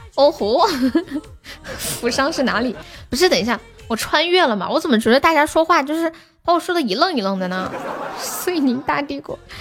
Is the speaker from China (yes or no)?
yes; Tianjin, China; 你听得出来我说话有天津口音吗